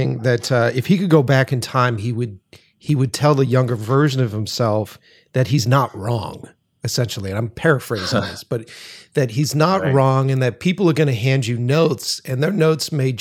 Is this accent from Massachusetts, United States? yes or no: yes; Boston, Massachusetts, United States; moved away as an adult; now in Los Angeles, United States; I'm originally from Boston. I just moved out here to Los Angeles